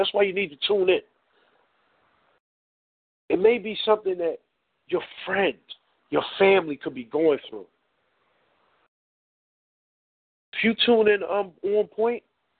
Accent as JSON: {"language": "English", "town": "Philadelphia", "region": "Pennsylvania", "country": "United States", "said": "I'm from North Philly"}